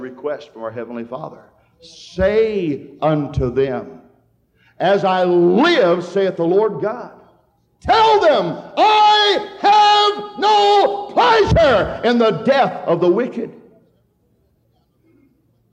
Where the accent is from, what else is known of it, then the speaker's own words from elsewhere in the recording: Hadley, Michigan, United States; We had two gas stations in town when I grew up there in Hadley, Michigan.